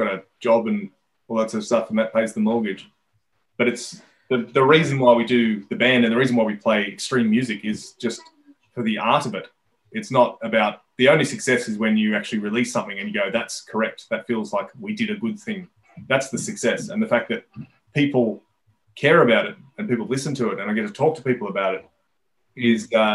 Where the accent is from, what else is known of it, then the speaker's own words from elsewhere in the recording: Sydney, New South Wales, Australia; We weren't necessarily a Sydney band